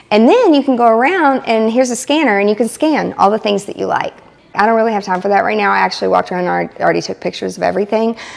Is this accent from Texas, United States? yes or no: no; Lebanon, Tennessee, United States; from Lebanon, Tennessee.